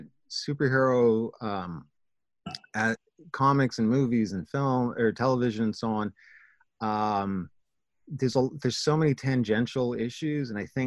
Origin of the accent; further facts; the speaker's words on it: Canada; my experience even as Canadian is different